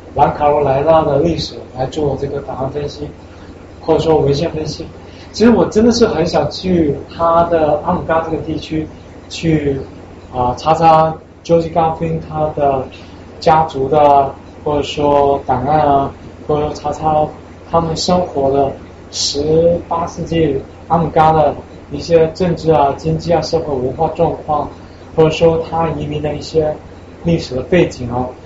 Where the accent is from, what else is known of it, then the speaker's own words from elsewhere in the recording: China; now in United States; 我是一个中国人